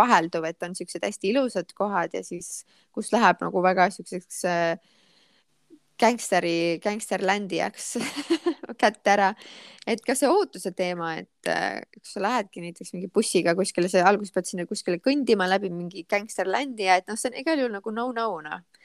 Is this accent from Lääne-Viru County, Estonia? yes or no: yes; Rakvere, Lääne-Viru County, Estonia; Rakveresse, kus ma pärit olen